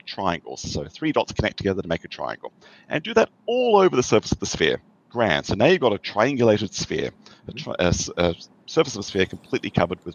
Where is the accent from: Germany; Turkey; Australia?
Australia; moved away as an adult; now in United States; I have an accent. I grew up in Australia and came to the US 30 years ago for my PhD